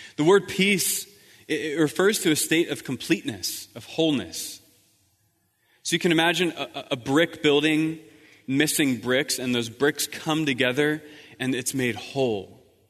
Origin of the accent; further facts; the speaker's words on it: East Coast, United States; moved away as an adult; also born or lived in Croatia; I'm from the East Coast